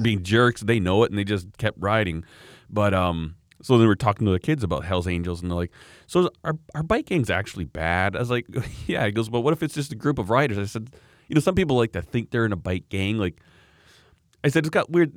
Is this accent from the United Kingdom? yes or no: no; Canada; I'm a Canadian